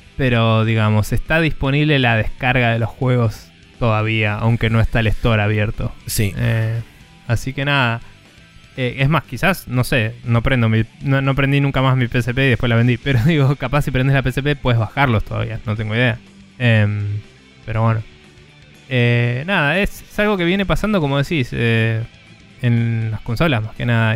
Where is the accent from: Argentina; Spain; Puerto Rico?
Argentina; nuestro país